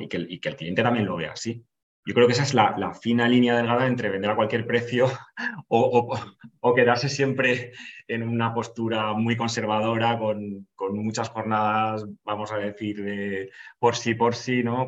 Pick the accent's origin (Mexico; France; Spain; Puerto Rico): Spain; Valencia, Valencian Community; voy ahí para, para mi tierra, para Valencia